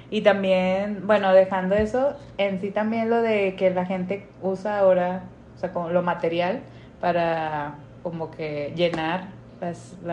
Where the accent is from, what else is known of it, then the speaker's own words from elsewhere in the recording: Monterrey, Nuevo León, Mexico; Soy regia católica